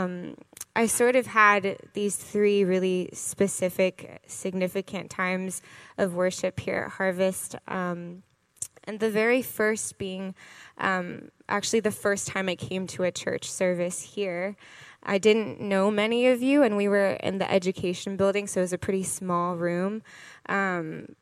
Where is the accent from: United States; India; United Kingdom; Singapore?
United States; Gainesville, Florida; moved away; I'm originally from Gainesville, Florida.